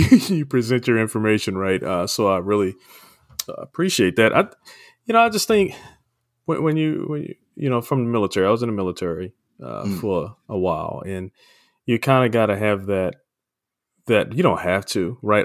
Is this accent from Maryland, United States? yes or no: yes; Maryland, United States; moved away as an adult; now in California, United States; I'm from Maryland and uh, moved out to California a few years, about 10, 11 years back